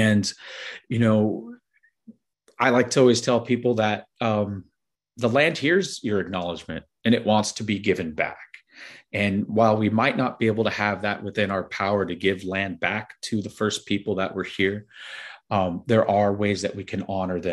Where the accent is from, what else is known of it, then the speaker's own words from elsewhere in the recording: Los Angeles, California, United States; moved away; I'm originally from the San Fernando Valley, Sylmar specifically